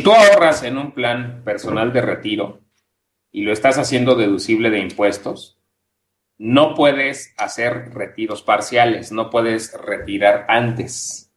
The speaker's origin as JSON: {"language": "Spanish", "country": "Mexico"}